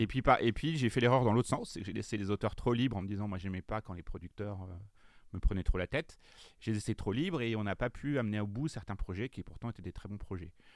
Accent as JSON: {"language": "French", "town": "Le Conquet", "region": "Brittany", "country": "France", "moved": "yes", "lives_now": "Paris, France", "said": "je suis breton, euh, je viens euh, du fin fond de la Bretagne"}